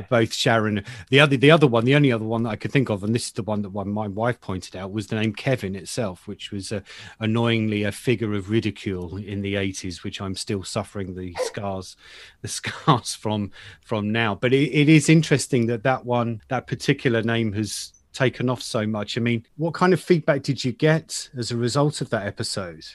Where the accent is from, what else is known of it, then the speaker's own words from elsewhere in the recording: United Kingdom; as a Brit